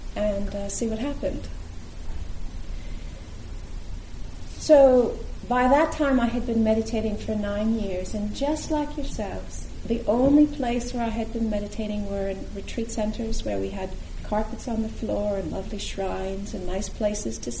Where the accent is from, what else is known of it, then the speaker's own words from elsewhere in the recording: California, United States; I'm from California